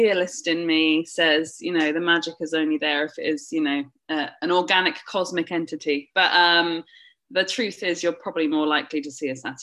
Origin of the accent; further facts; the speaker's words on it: the south of England, United Kingdom; accent: southern; As you can tell from my accent, I am very southern